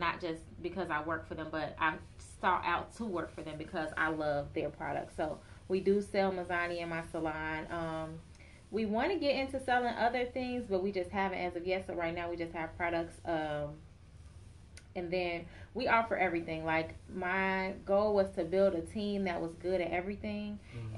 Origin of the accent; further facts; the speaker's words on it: Chicago, Illinois, United States; also born or lived in Atlanta; I was born and raised in Chicago